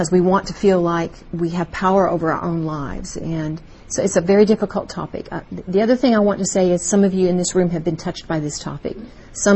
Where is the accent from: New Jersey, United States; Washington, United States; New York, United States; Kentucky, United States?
Kentucky, United States; Louisville; moved away as an adult; now in Texas, United States; It's wonderful to be back in my hometown, Louisville, Kentucky